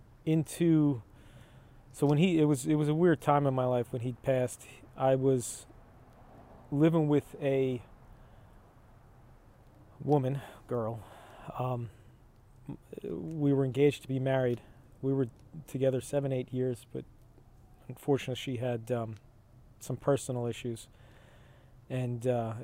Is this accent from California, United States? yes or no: no; Manalapan, New Jersey, United States; Grew up in Manalapan. Manalapan